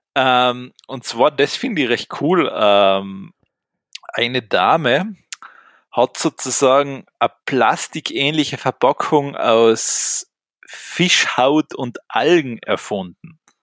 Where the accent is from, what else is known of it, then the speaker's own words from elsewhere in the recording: Austria; bei uns in Österreich